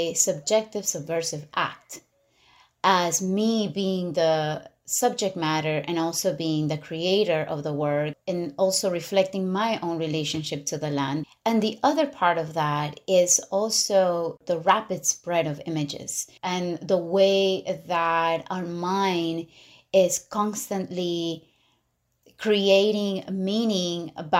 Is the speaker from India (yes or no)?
no; Ecuador; moved away as an adult; also born or lived in New York City, United States; now in upstate New York, United States; I am born in New York City. And I grew up in Ecuador. My parents, we moved to Ecuador when I was about 2 years old